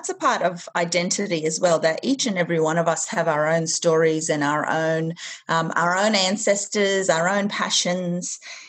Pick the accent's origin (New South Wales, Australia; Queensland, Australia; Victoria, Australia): Queensland, Australia; Thursday Island; moved away as an adult; now in Brisbane, Australia; And my community is the Torres Straits. So I was actually born and bred there. All my family's still there.